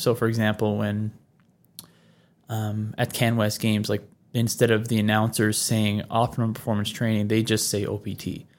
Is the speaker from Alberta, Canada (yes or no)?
no; Newfoundland and Labrador, Canada; I'm from the Labrador section. I'm not the island. I'm not the islander. Mm-hmm. But I guess that my accent 10 years ago, 15 years ago, definitely would have suggested I was a Newfie.